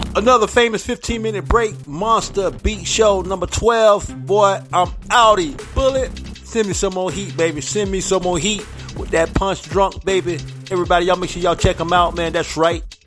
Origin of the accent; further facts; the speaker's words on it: St. Petersburg, Florida, United States; now in Michigan, United States; Tampa Bay and St. Petersburg, my hometown